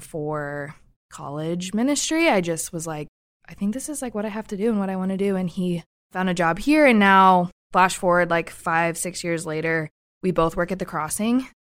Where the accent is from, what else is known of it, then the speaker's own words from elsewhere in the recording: Kansas City, United States; moved away as an adult; now in Columbia, United States; So I'm originally from Kansas City, came to Columbia for school and met my husband here